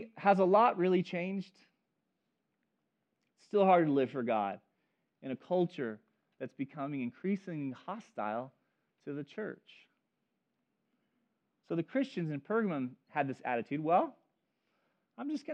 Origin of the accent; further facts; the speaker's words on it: Chico, California, United States; I grew up in Chico area